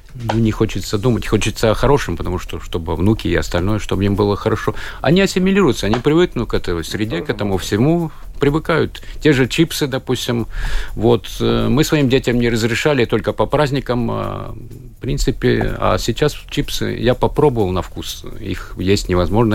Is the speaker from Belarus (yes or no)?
no; Kaunata, Rēzekne Municipality, Latvia; moved away as an adult; now in Riga, Latvia; я Кауната, это край Голубых озер, красивое место около озера Разно красочное место, сказочное